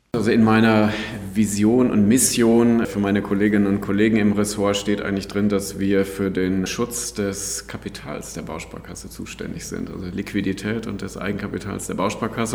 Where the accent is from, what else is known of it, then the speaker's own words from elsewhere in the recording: North Rhine-Westphalia, Germany; moved away; also born or lived in Frankfurt / London / Madrid / Bonn; Ursprünglich bin ich aus Ostwestfalen, insofern ist das auch mentalitätsmäßig nicht ganz fern von dem, wo ich mal herkomme.